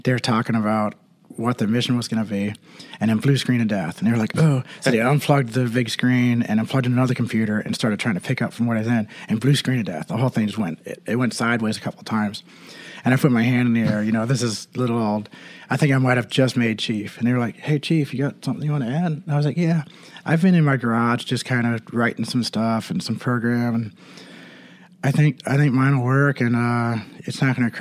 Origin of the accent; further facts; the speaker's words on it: East Coast, United States; moved away as an adult; also born or lived in California; I'm from the East Coast